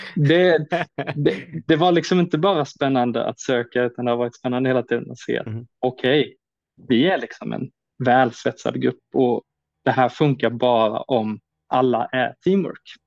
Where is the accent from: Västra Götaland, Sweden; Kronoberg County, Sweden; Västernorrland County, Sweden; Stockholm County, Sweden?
Kronoberg County, Sweden; Växjö; now in Öland, Sweden; jag kommer från Växjötrakten